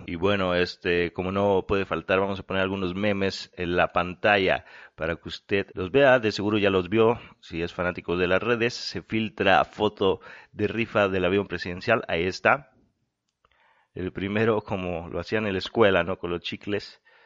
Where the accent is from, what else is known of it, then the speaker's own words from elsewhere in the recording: Mexico; como mexicano